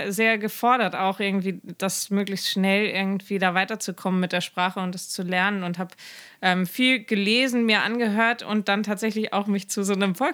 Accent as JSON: {"language": "German", "region": "Schleswig-Holstein", "country": "Germany", "tie": "born or raised there", "first_language": "German", "said": "ich bin in Schleswig-Holstein aufgewachsen"}